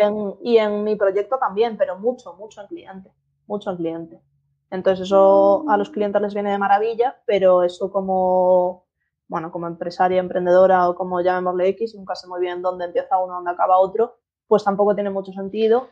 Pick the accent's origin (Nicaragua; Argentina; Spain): Spain; Galicia; moved away; soy estratega digital y soy gallega